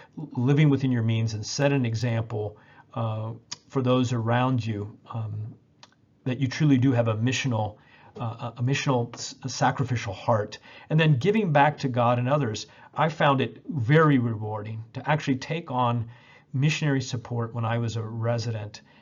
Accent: Indianapolis, Indiana, United States; in Indianapolis in my hometown where I was training

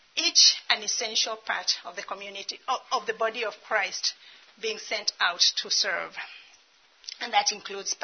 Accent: Kenya; moved away as an adult; also born or lived in Dallas; I'm Kenyan

